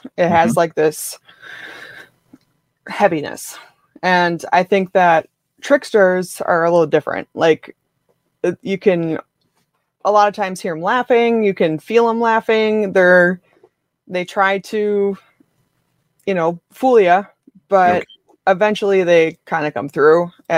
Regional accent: Rhinelander, Wisconsin, United States; I'm from Rhinelander, Wisconsin.

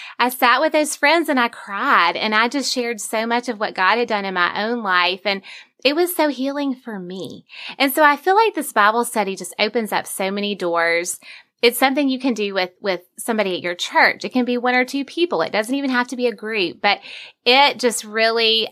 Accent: Vestavia Hills, Alabama, United States; my hometown is Vestavia, Alabama, which is where I grew up.

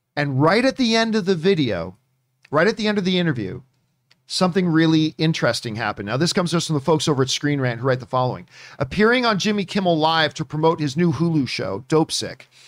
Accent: Canada; I'm Canadian

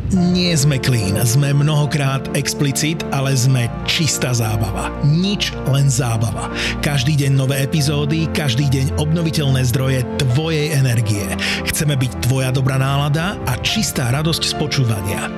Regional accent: Bratislava, Bratislava Region, Slovakia; som z Petržalky

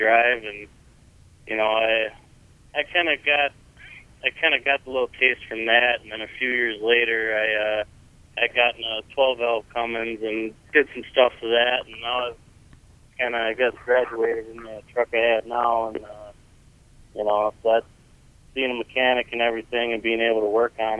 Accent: Raymond, Wisconsin, United States; now in Trevor, United States; I'm actually from Raymond, Wisconsin, just a little town out there in Racine County, about 20 minutes south of Milwaukee.

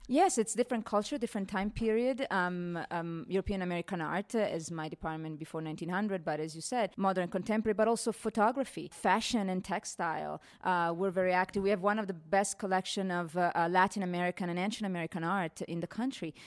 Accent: Italy; moved away as an adult; now in Denver, United States; I come from Italy, and, uh, um, fifteen years ago, I came to Denver Art Museum

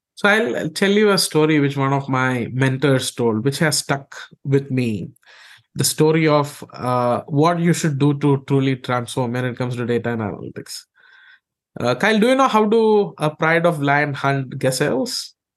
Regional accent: India; I grew up in India

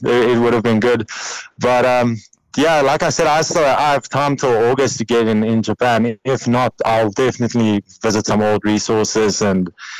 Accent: Parys, Free State, South Africa; I'm back home. I'm in Parys, in my hometown.

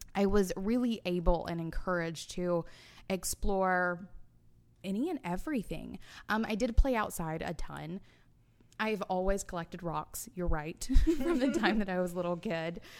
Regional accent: Alabama, United States; I was born in July, so it was hot as hell 'cause we're in, in Alabama

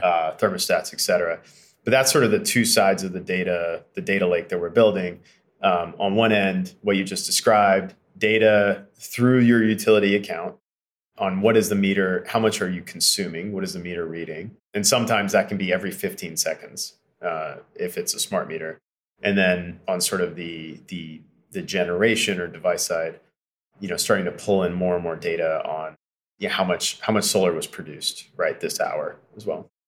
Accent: Eastern Kentucky, United States; moved away; I grew up in Eastern Kentucky

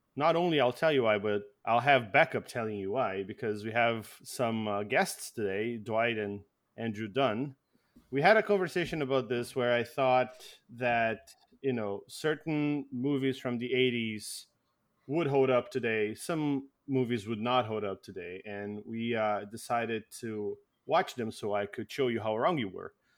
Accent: Brazil; now in Canada; I came from Brazil

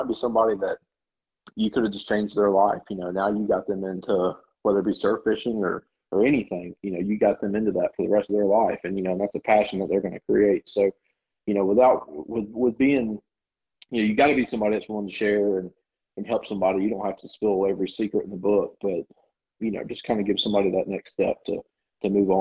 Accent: Orange Beach, Alabama, United States; also born or lived in Georgia / Virginia / Gulf Shores, Alabama; I grew up in Georgia when I was little, and then moved to Virginia for a year, and then by 10 years old, I'm living in Orange Beach, Alabama, and well, actually Gulf Shores first

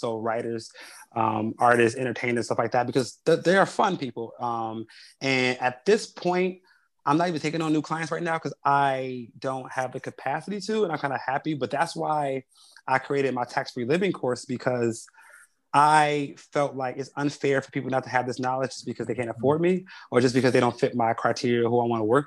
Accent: Chicago, Illinois, United States; I grew up on the South Side of Chicago

